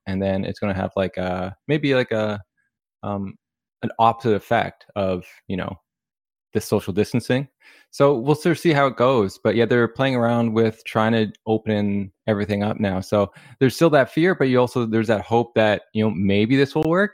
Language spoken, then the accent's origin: English; Canada; we're from Canada